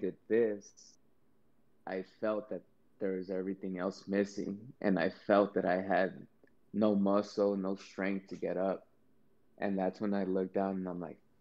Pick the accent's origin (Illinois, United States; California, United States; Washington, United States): California, United States; Compton; I'm from Compton. I was born in Compton. I'm from Los Angeles